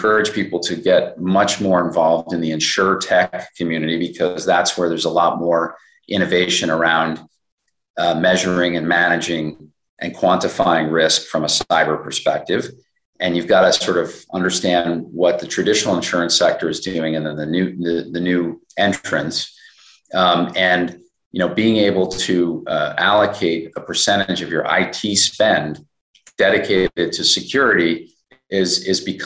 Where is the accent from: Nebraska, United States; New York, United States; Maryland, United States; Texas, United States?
New York, United States; as a New Yorker myself